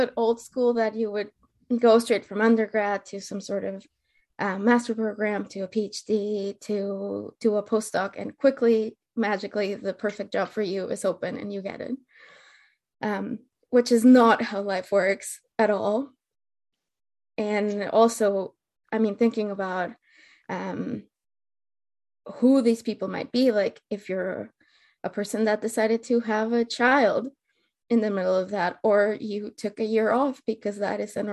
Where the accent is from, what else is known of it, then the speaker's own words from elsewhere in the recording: Mexico; moved away; I'm originally from Mexico